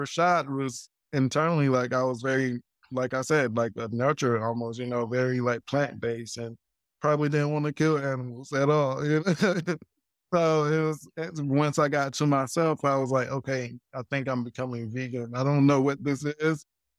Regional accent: Greenville, South Carolina, United States; I'm like coming from Greenville, South Carolina, where it's like very, very country.

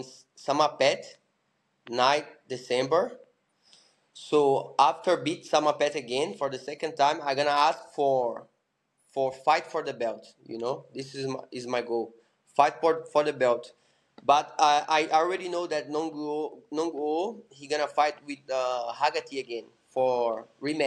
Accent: São Paulo, Brazil; English is a second language; also born or lived in Phuket, Thailand; in Brazil, I'm from Sao Paulo.

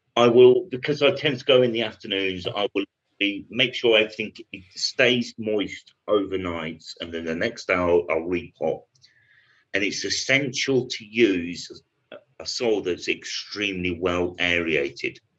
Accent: United Kingdom; I'm British

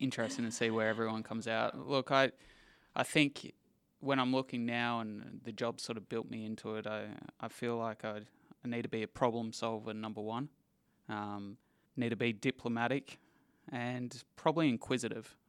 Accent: Perth, Western Australia, Australia; I am born and raised in Perth

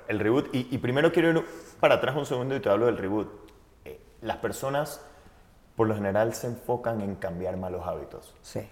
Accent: Panama; Yo soy, primero nací, vivo en Panamá

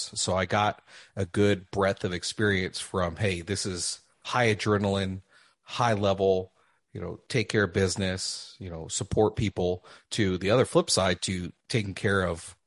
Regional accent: Lubbock, Texas, United States; moved away as an adult; also born or lived in San Diego; now in San Antonio, United States; End up moving back with my new wife to my hometown of Lubbock

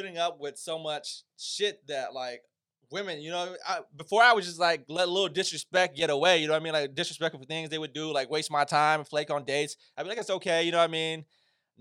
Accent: United States; as an Asian man, you know, growing up in America

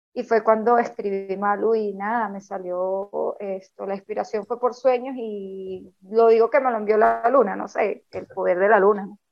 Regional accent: Venezuela; soy venezolana

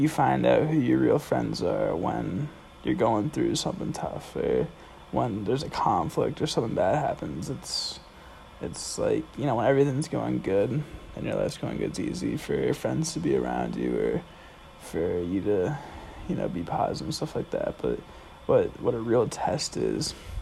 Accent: Andover, Massachusetts, United States; also born or lived in Providence, Rhode Island; I'm from Andover, Massachusetts, which is 20 minutes north of Boston

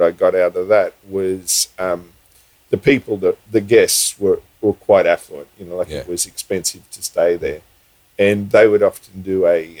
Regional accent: Sydney, New South Wales, Australia; moved away as an adult; also born or lived in Queensland / Fiji; I was born in Sydney, yes. Okay. And I moved to Queensland when I was probably 23.

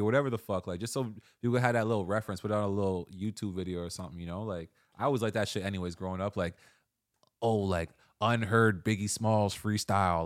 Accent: Toronto, Ontario, Canada; born or raised there

